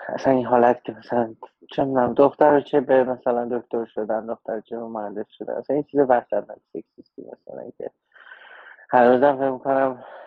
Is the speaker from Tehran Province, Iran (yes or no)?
yes; Tehran, Tehran Province, Iran; moved away as an adult; also born or lived in Chicago, United States / Los Angeles, United States; now in United States; من تو جنوب شهر بزرگ شدم تو یافتاباد